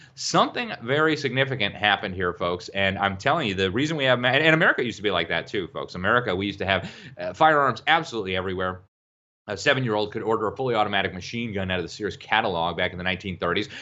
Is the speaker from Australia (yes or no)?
no; Mexico; moved away; I grew up in Mexico. I lived in Mexico longer than any other place in the world.